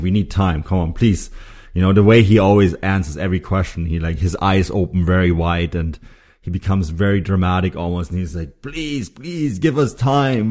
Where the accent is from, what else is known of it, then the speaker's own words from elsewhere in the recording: Munich, Bavaria, Germany; now in Vancouver, Canada; Munich is where I'm from. It's my, it's my hometown